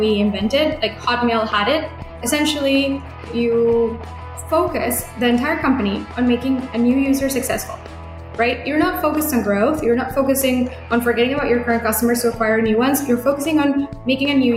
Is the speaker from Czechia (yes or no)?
no; Mexico; also born or lived in San Francisco, United States; now in Portugal; growing up in Mexico, having most of my career in San Francisco